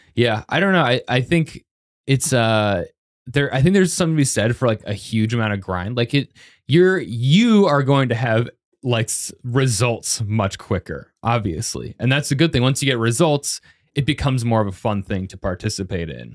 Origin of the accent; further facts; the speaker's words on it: Arvada, Colorado, United States; moved away as an adult; also born or lived in Boulder, Colorado; I'm from Arvada, but that is, like, twenty minutes south of Boulder, and I lived in Boulder